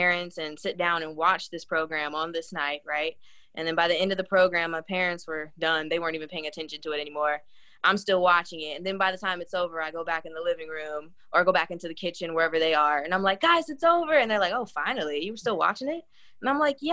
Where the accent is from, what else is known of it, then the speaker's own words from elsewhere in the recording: Dallas, Texas, United States; moved away as an adult; also born or lived in Jacksonville; I'm originally from Dallas